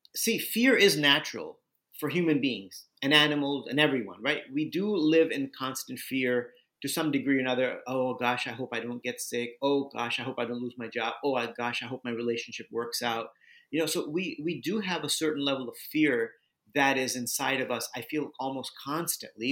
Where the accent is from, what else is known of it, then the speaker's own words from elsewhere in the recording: Southern California, United States; moved away; also born or lived in Bulgaria / India / New York City; I grew up in Southern California